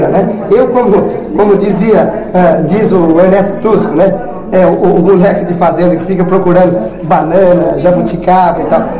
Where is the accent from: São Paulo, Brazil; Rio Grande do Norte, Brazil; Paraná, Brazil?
Rio Grande do Norte, Brazil; Água Nova; eu sou filho dessa terra aqui e fiquei afastado 20 anos da terra onde eu nasci. Mas, é, com o passar do tempo, eu passei a conviver com essa gente novamente e que eu sou criado lá na Água Nova